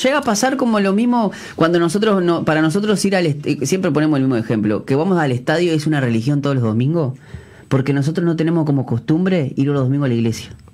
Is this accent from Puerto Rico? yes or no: no; Uruguay; nosotros, como uruguayos